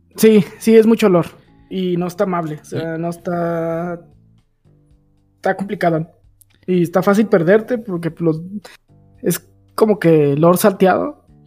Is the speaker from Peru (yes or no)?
no; Mexico